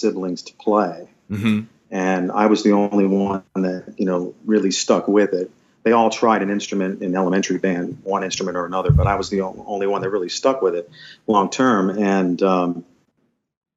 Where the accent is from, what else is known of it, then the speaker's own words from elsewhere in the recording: Wilkes-Barre, Pennsylvania, United States; I stayed close by in my hometown and went to the local university, the local college. Wilkes College was the name of the school.